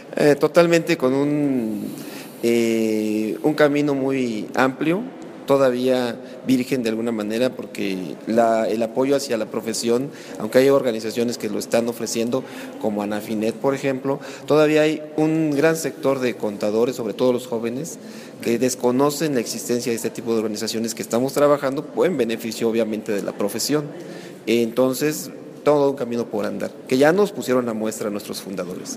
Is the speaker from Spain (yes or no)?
no; Mexico